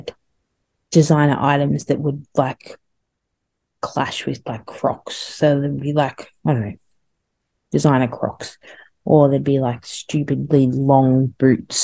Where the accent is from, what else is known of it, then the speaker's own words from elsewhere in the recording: Australia; me as an Australian